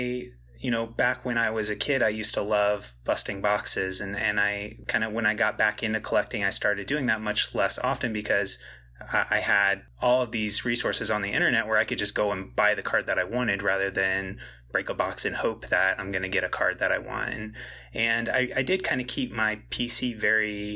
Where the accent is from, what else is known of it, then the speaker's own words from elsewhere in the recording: Central Illinois, United States; I grew up in Central Illinois